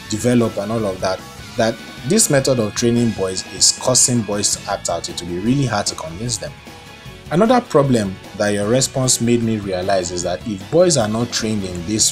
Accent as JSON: {"language": "English", "region": "Lagos", "country": "Nigeria", "tie": "born or raised there", "said": "my growing up in Ebutemeta"}